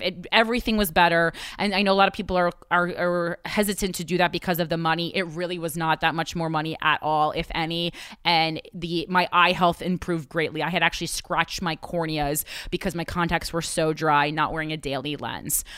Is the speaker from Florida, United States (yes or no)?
no; New Jersey, United States; now in New York, United States; I'm from New Jersey